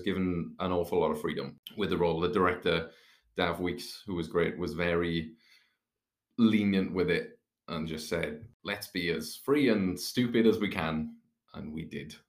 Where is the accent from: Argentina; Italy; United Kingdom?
United Kingdom; South Wales; I am from right in the valleys, right in South Wales, in Aberdeen.